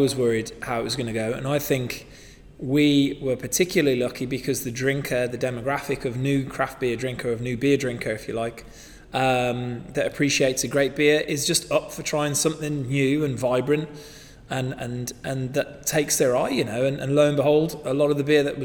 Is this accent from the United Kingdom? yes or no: yes; United Kingdom; that comes from being maybe from being British